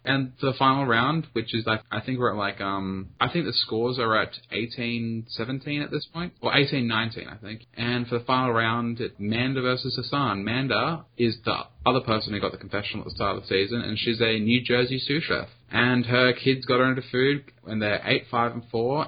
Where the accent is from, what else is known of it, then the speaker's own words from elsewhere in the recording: Australia; I am Australian